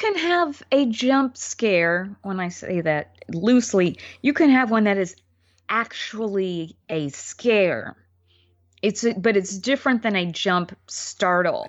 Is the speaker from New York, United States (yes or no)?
yes; New York, United States; as a New Yorker